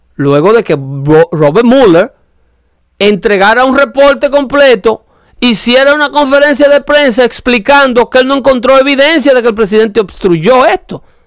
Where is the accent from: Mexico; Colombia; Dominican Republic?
Dominican Republic; mi país